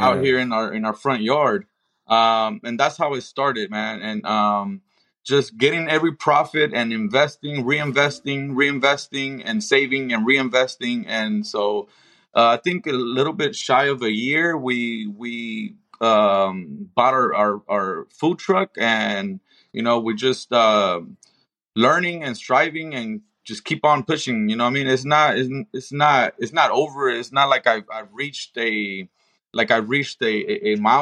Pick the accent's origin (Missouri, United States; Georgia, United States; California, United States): California, United States; Compton; now in Las Vegas, United States; I am born and raised in Compton